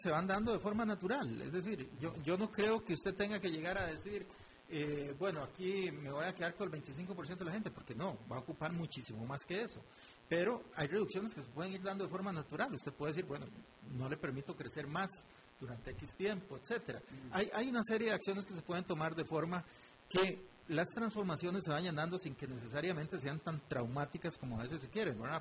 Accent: Costa Rica

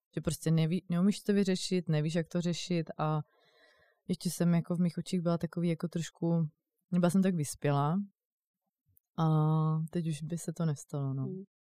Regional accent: Brno, South Moravian Region, Czechia; now in Prague, Czech Republic; přijdu potom jako do Brna, eh, odkud pocházím

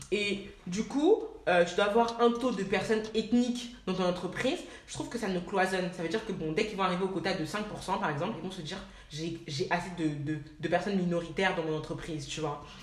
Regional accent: France; nous en fait on a grandi en France on est né ici

